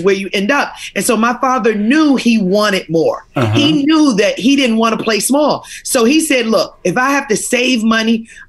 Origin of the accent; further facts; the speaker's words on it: Fort Washington, Maryland, United States; now in Washington, United States; I live in Washington and New York. Born and raised in Washington, D.C., You know, outside of it, a small town, Fort Washington, Maryland, had big dreams and big goals.